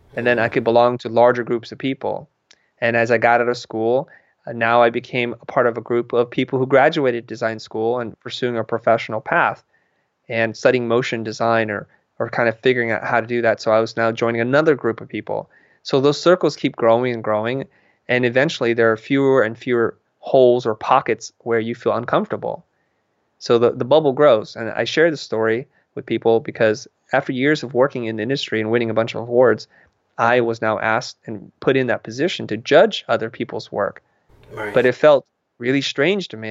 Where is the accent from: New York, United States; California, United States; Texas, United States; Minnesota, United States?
California, United States; San Jose; moved away as an adult; now in Los Angeles, United States; I live in Los Angeles, which is a couple hundred miles away from where I grew up in San Jose